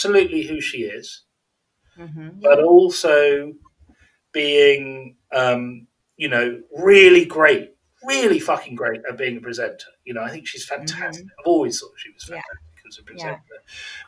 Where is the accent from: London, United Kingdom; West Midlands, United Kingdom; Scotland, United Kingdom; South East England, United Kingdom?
West Midlands, United Kingdom; Birmingham; moved away; also born or lived in Warwickshire / America; I was born in Birmingham